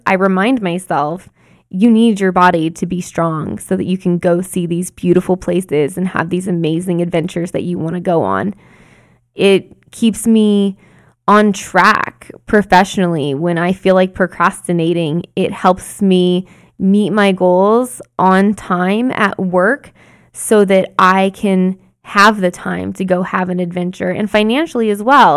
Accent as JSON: {"language": "English", "region": "Arizona", "country": "United States", "tie": "born or raised there", "said": "When I was growing up in Arizona"}